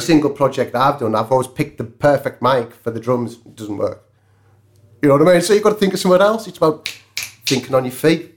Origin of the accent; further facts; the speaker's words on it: Cumbria, North West England, United Kingdom; I'm a welder from Cumbria